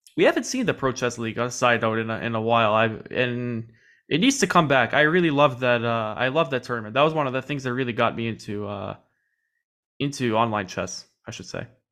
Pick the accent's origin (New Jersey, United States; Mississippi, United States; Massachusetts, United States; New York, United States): New York, United States; New York City; I am from New York City